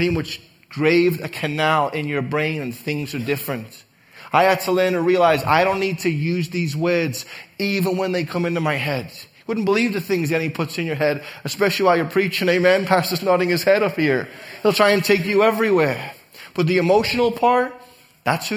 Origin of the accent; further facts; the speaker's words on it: Liverpool, North West England, United Kingdom; now in United States; growing up in Liverpool, England